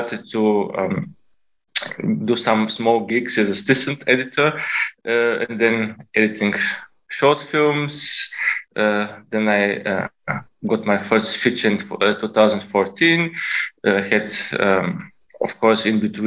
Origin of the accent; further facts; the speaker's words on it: Bulgaria; moved away as an adult; now in Berlin, Germany; I was born in Bulgaria, and when I was 19, I moved to Germany to study.